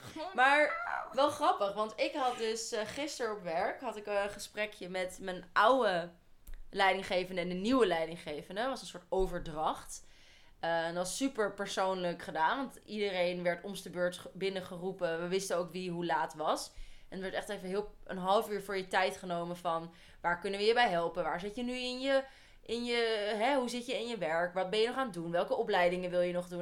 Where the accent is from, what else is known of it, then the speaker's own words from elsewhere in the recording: Holland, Netherlands; wij twee, wijzend naar ons twee, wij komen uit Holland